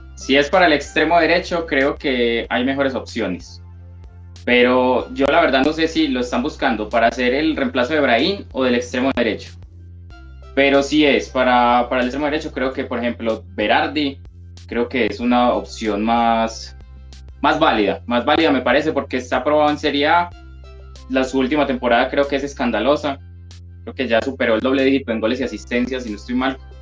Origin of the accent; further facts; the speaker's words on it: Colombia; yo soy de Colombia